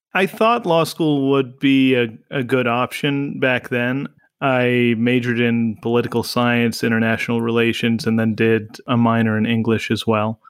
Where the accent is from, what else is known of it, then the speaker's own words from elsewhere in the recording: Garden Grove, California, United States; I grew up in Garden Grove, California originally